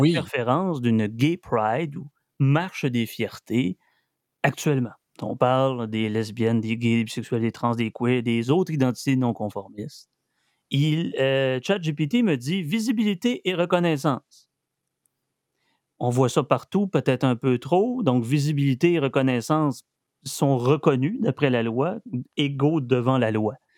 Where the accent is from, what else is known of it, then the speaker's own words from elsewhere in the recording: Quebec, Canada; on est fiers d'être Québécois, on est fiers d'être descendants danois